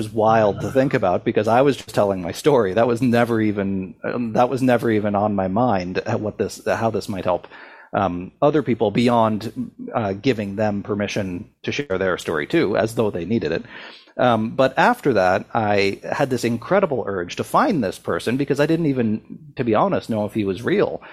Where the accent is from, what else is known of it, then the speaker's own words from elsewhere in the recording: Sydney, Nova Scotia, Canada; a bridge in my hometown that stretched over an abandoned steel plant, which used to be the lifeblood of Sydney, Nova Scotia, but was largely abandoned by the time I was growing up.